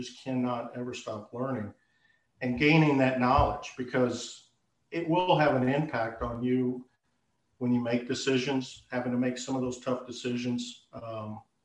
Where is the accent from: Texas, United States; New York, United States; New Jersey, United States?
Texas, United States; moved away as an adult; I'm born and raised in Texas. I lived various locations throughout Texas.